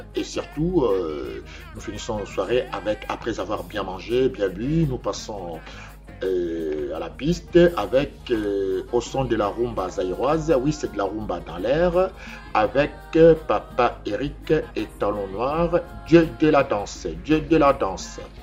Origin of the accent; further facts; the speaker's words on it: Kinshasa, DR Congo; now in Paris, France; dans ma ville natale, Kinshasa, au Zaïre